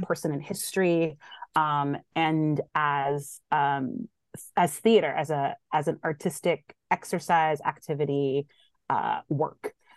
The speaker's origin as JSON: {"language": "English", "town": "Somerville", "region": "Massachusetts", "country": "United States", "tie": "born or raised there", "also_born_or_lived": "Boston", "said": "born in Boston, raised in Somerville, Mass"}